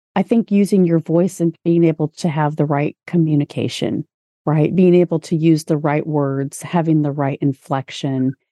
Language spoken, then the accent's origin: English; Indianapolis, Indiana, United States; also born or lived in Orlando, Florida; shortly after I was born, my family moved to Indianapolis